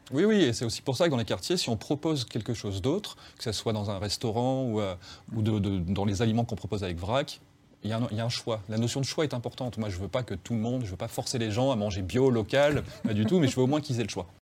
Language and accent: French; Frévent, Hauts-de-France, France; now in Lyon, France; chez moi, à Frévent